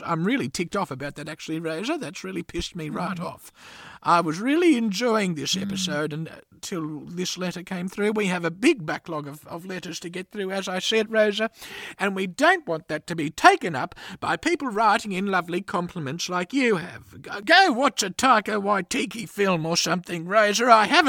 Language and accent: English; Gympie, Queensland, Australia; I grew up in Gympie, which is up in Queensland